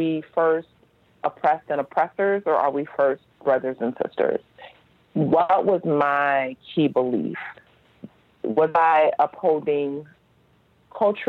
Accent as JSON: {"language": "English", "town": "Los Angeles", "region": "California", "country": "United States", "tie": "born or raised there", "said": "I grew up in Los Angeles"}